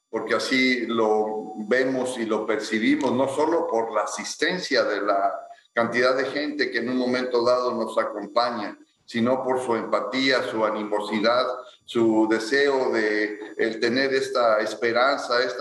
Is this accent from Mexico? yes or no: yes; Ciudad Victoria, Tamaulipas, Mexico; born there; los dos nacimos en Ciudad Victoria